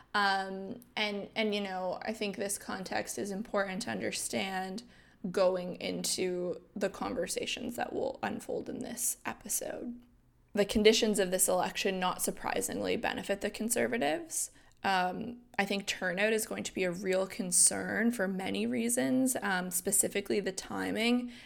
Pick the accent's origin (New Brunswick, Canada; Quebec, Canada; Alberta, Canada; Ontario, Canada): New Brunswick, Canada; I'm from New Brunswick